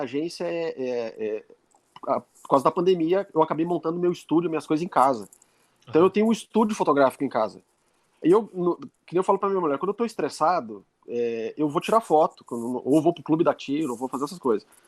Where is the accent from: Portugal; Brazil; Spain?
Brazil; Lages, Santa Catarina; also born or lived in Porto Alegre; eu sou de Lages